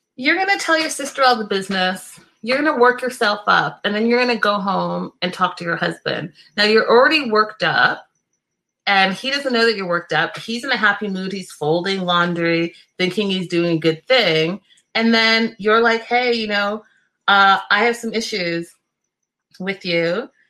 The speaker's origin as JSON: {"language": "English", "country": "Canada", "said": "I can understand it and French because I'm Canadian"}